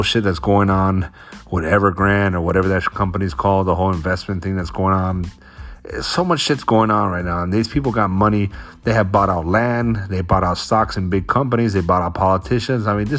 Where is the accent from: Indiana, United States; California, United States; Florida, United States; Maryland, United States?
Florida, United States; now in Washington, United States; I'm from Florida